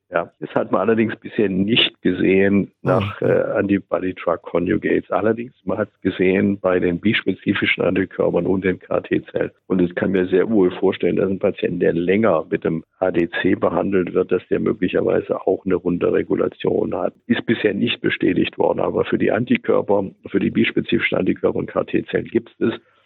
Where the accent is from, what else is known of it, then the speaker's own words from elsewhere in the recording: Germany; Wir sind halt als Deutsche